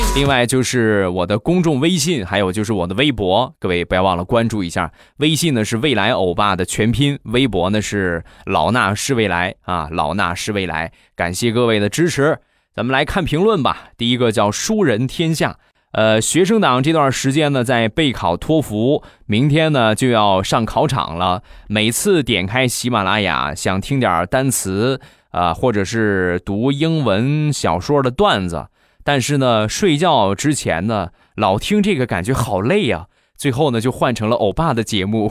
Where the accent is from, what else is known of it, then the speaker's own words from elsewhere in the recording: Rizhao, Shandong, China; 我们家乡的日照绿茶